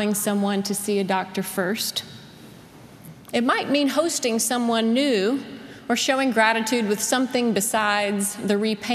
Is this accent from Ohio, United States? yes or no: no; South Carolina, United States; moved away; where I grew up in South Carolina